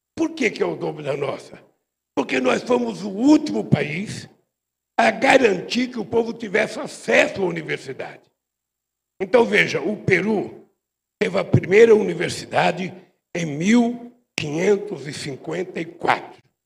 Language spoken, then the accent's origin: Portuguese; São Paulo, Brazil; Eu saí da Vila Carioca, vocês sabem, é aqui perto da Vila Carioca. Morei muito tempo na Vila Carioca